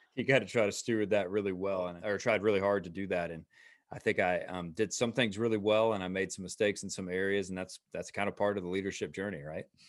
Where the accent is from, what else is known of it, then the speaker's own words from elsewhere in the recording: Atlanta, Georgia, United States; also born or lived in Roswell; we are, uh, again, native Atlanta